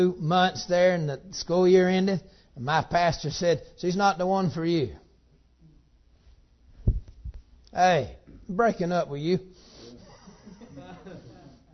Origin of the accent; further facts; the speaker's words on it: Georgia, United States; I'm from Georgia